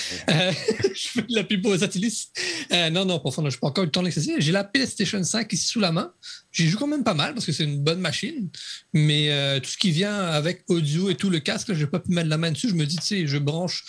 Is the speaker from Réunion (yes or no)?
yes; Réunion; je suis un réunionnais